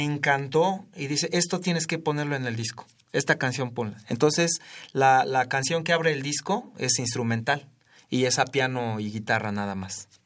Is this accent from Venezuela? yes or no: no; Ciudad Sahagún, Hidalgo, Mexico; moved away; also born or lived in Mexico City; yo viví toda mi infancia, aunque nací en la Ciudad de México, viví toda mi infancia en Ciudad Sagún, en Hidalgo